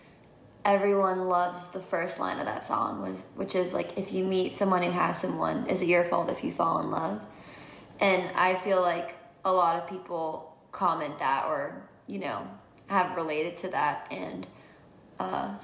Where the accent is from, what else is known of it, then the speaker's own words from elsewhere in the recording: New Jersey, United States; now in Los Angeles, United States; I grew up in New Jersey, so 45 minutes from the city